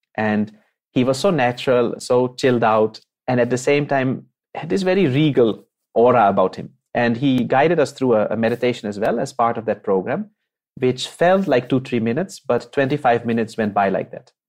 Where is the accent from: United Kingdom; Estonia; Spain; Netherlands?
Netherlands; moved away; I'm from the Netherlands. I was born and brought up there, uh, made in Holland.